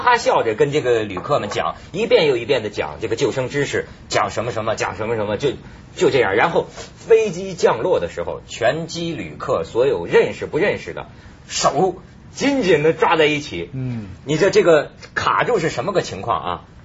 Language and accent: Chinese; northern China, China; 我是北方人，在这个内陆